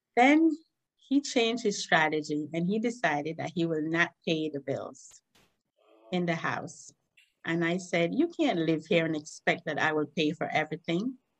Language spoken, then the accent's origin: English; Esperanza, Cayo District, Belize; moved away as an adult; now in New York, United States; I was born and bred in Esperanza Village, like you said, from Belize.